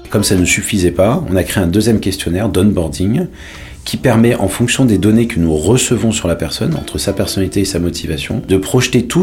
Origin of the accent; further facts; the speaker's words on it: Paris, Île-de-France, France; born there; also born or lived in Marseille / London; j'ai 43 ans, je suis né à Paris et après j'ai vécu dans plusieurs villes de, France, euh, Marseille, et ensuite j'ai vécu à Londres, mais j'ai eu la chance de vivre longtemps à l'étranger.